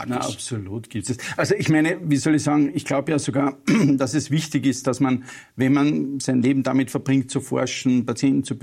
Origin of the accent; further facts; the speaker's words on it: Upper Austria, Austria; now in Vienna, Austria; ich bin ein Oberösterreicher mhm. in Wien